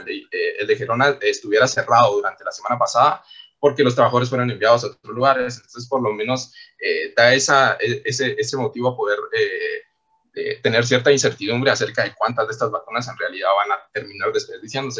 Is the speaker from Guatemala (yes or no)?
yes; Guatemala; nosotros como guatemaltecos y guatemaltecas